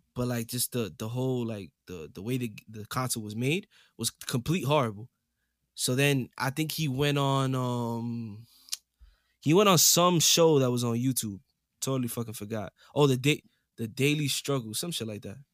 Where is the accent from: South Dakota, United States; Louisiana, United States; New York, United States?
New York, United States; New York City; coming straight out the Boogie Down Bronx, New York City